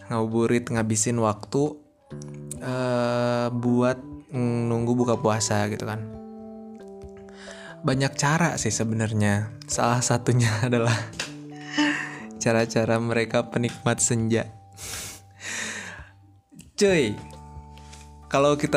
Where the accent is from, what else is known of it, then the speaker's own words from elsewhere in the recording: West Java, Indonesia; Jadi gini, karena gue orang Sunda, waktu itu yang gue tahu ya, yang gue tahu ya, yang namanya ngabuburit, ngabuburit itu kayak uh, Sunda bagian Cianjur ya gitu